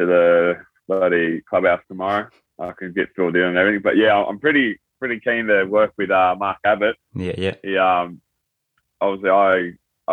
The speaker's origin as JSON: {"language": "English", "region": "New South Wales", "country": "Australia", "tie": "born or raised there", "also_born_or_lived": "Thailand", "moved": "as an adult", "lives_now": "Japan", "said": "came to Australia when I was very little, and then grew up in the New South Wales country area, like out bush in New South Wales."}